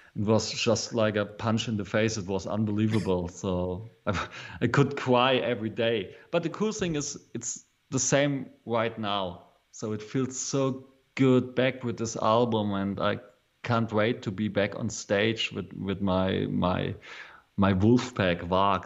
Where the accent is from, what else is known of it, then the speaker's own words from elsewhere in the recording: East Berlin, Bavaria, Germany; English is a second language; I'm from East Berlin. So um, after the Second World War, uh, Germany was split in a half. So one one half of Germany was uh, the Russian side, and this was the side where I was born